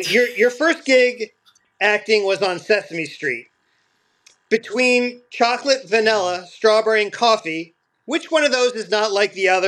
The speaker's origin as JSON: {"language": "English", "town": "Villanova", "region": "Pennsylvania", "country": "United States", "tie": "born or raised there", "said": "I actually I grew up out of outside of Philadelphia in the city of Villanova"}